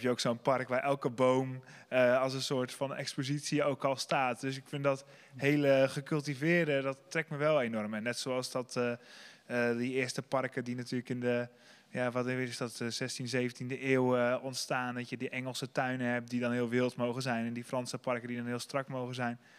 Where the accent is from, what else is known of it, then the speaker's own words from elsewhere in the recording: Sliedrecht, South Holland, Netherlands; ik kom zelf uit Sliedrecht